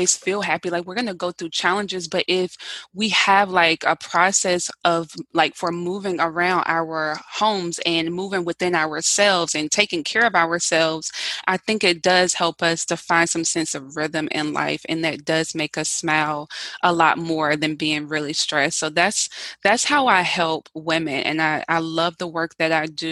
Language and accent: English; the South, United States; I'm from the South